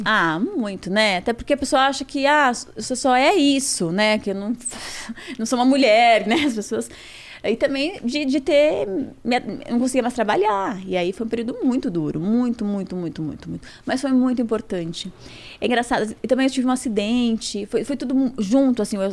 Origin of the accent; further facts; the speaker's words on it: São Paulo, Brazil; eu sou do Judi ali do bairro, uhum. cresci ali